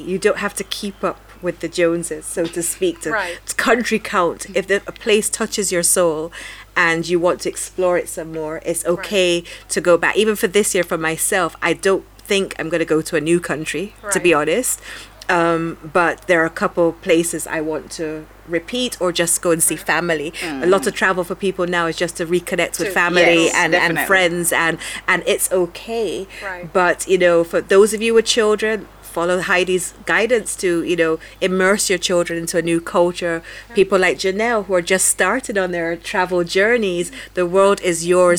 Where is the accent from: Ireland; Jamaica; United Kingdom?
Jamaica; being Jamaican, I would like to go to Ghana and Nigeria because of that historical connection as well.